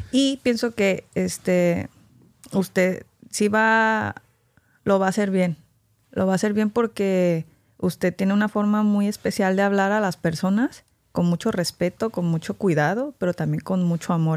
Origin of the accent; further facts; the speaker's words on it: Mexico; crecí en México